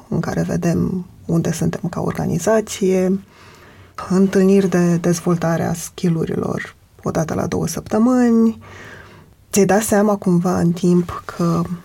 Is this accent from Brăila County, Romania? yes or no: no; Adjud, Vrancea County, Romania; moved away; eu sunt din Adjut